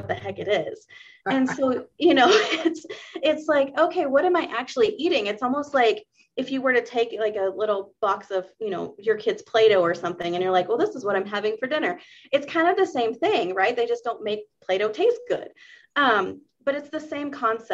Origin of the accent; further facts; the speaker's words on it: the South, United States; I grew up in the South